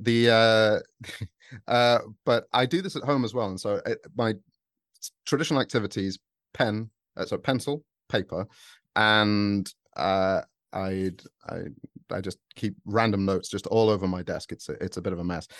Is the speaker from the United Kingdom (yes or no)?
yes; United Kingdom; I'm British